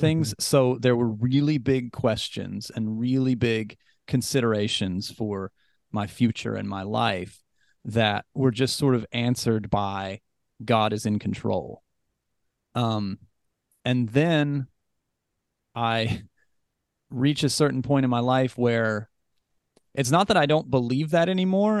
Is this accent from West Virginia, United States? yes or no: yes; West Virginia, United States; I was raised Christian in West Virginia